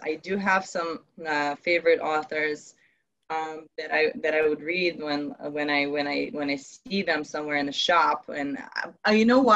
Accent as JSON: {"language": "English", "country": "Ukraine", "moved": "yes", "said": "I come from Ukraine originally"}